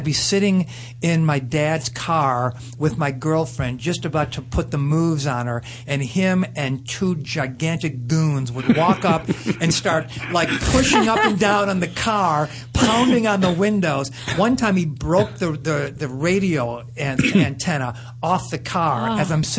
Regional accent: Chicago, Illinois, United States; I grew up in Chicago

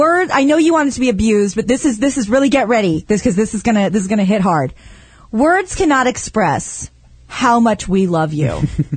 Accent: Midwest, United States; I'm from the Midwest

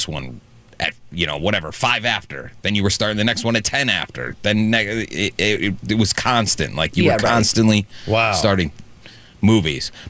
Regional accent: Rochester, United States; I grew up in Rochester

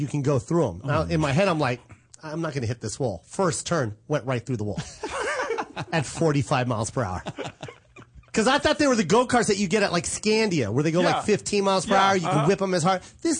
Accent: Philippines; I'm like, I'm Filipino.

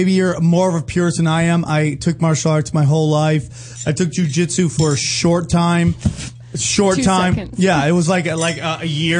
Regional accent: Cortland, New York, United States; I'm from Cortland, but, you know, it's like one of those regions that they all have the same area code.

